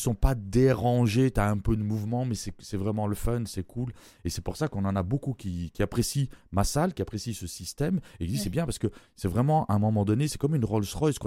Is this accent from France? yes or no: no; Belgium; moved away; je suis Belge d'origine